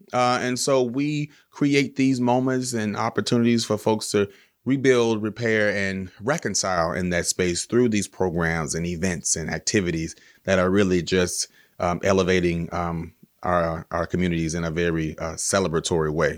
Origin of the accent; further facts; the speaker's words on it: Baton Rouge, Louisiana, United States; moved away as an adult; now in Los Angeles, United States; I'm from Baton Rouge, Louisiana, and I moved to Los Angeles, uh, ten years ago as an actor